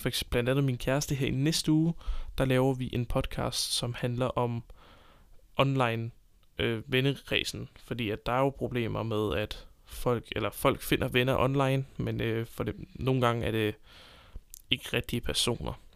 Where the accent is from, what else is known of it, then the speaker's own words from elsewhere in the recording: Copenhagen, Capital Region of Denmark, Denmark; moved away as an adult; now in Southern Jutland, Denmark; jeg kommer fra København, øh, bor lige pt. i Sønderjylland sammen med min kæreste